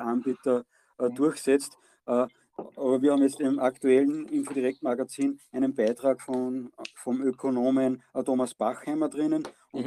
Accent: Austria; bei uns in Österreich

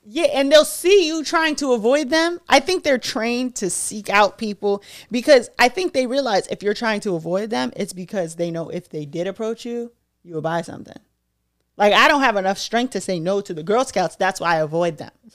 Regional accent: Brockton, Massachusetts, United States; I'm a Brockton bitch

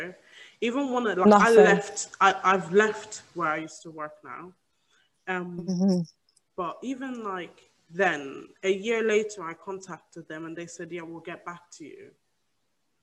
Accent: Ireland; moved away as an adult; now in United Kingdom; growing up in Ireland

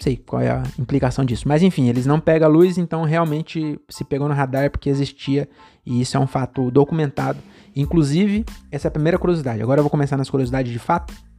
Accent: Francisco Morato, São Paulo, Brazil; also born or lived in Cajamar; eu nasci em Morato

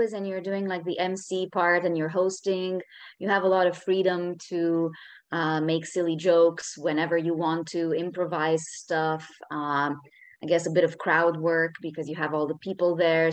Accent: Romania; moved away as an adult; now in Barcelona, Spain; I am Romanian. I've been living in Barcelona

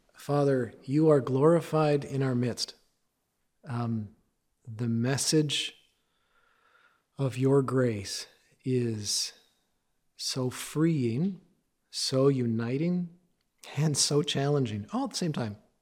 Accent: Canada; I am Canadian. My dad's side, my, on my dad's side, he was Dutch. On my mom's side, she was Scottish and English

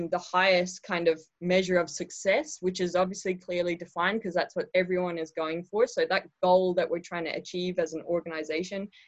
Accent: Ireland; I am Irish

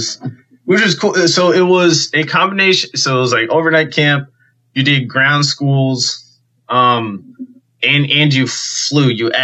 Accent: Keene, New Hampshire, United States; My hometown airport in Keene, New Hampshire

